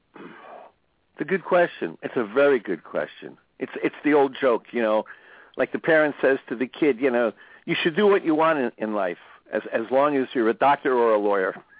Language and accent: English; New Jersey, United States; moved away; I grew up in New Jersey, so I grew up around a lot of Italian Americans.